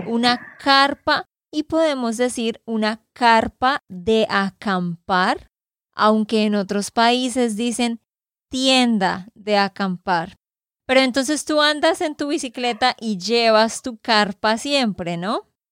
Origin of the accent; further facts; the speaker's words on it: Santander, Colombia; de Santander, Colombia